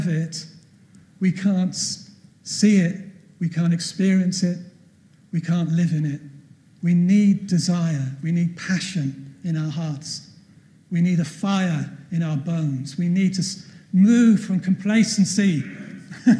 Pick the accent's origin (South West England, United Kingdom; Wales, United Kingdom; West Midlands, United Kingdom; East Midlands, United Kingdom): Wales, United Kingdom; Cardiff; moved away as an adult; also born or lived in Notting Hill Gate, London / Catford, London; now in London, United Kingdom; we grew up together. I became a Christian through his witness. We went to school together. I left Cardiff when I was 20 to come to London to go to college.